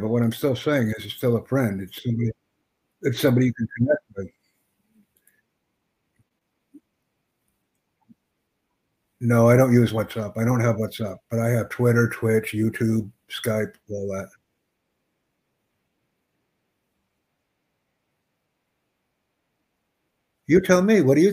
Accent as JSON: {"language": "English", "country": "United States", "said": "I'm from the United States"}